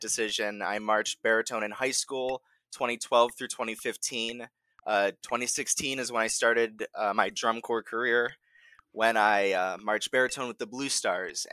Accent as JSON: {"language": "English", "town": "Chicago", "region": "Illinois", "country": "United States", "said": "we're from the Chicagoland area"}